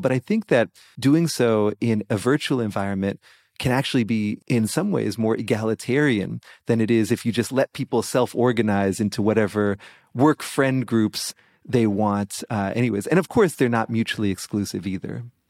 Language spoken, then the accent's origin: English; Boston, Massachusetts, United States; my Boston Celtics from my hometown